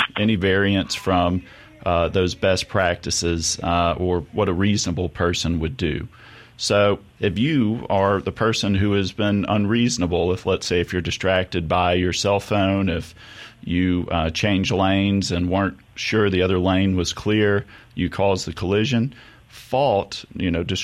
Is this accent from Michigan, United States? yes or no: no; Mississippi, United States; I'm born and raised in Mississippi.